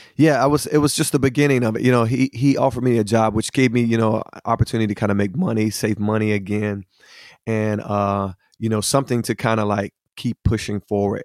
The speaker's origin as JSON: {"language": "English", "town": "Hickory", "region": "North Carolina", "country": "United States", "tie": "born or raised there", "said": "I'm originally from Hickory, North Carolina, uh, from a, a big blended family of, of twelve children. And, uh, I kinda grew up in the area there"}